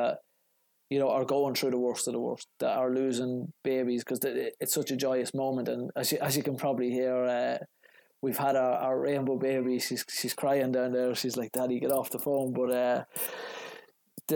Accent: Ireland; now in Chicago, United States

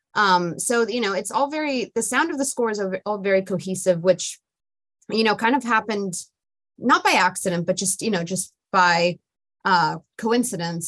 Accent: Italy; I grew up in Italy

